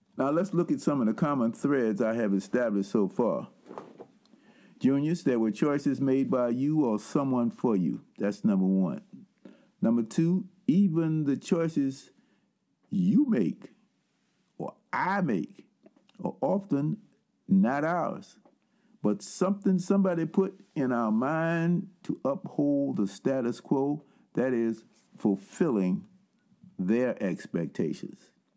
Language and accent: English; Richmond, Virginia, United States; I was born and suffered and raised in Richmond, Virginia